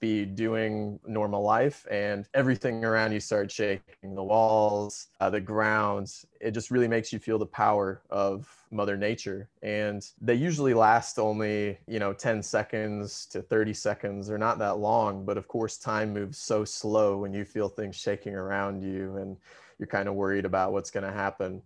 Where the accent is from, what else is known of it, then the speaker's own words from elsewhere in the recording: Missouri, United States; now in Chile; I'm from Missouri